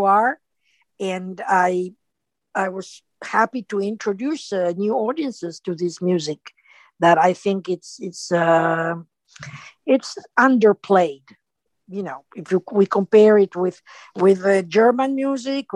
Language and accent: English; Montevideo, Uruguay; first language Spanish; English is a second language; moved away as an adult; also born or lived in Houston / New Haven; I was born in Montevideo, Uruguay, and I was raised there. I finished high school there. So my primary, my first tongue is Spanish, is my mother tongue.